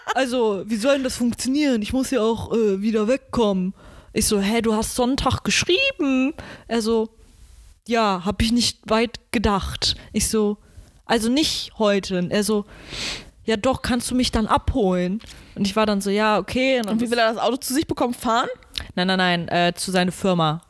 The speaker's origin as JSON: {"language": "German", "country": "Germany", "said": "Ich, deutsche Kartoffel"}